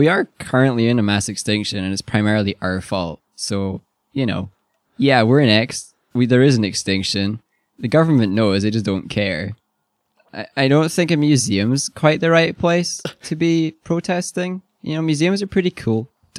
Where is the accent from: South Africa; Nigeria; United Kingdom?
United Kingdom; Scotland; So we're Scottish, we don't know.